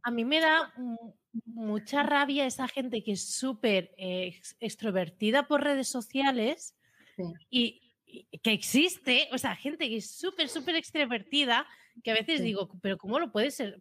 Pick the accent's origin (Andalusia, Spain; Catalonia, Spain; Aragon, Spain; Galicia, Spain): Catalonia, Spain; Premià de Mar; yo soy, de Premia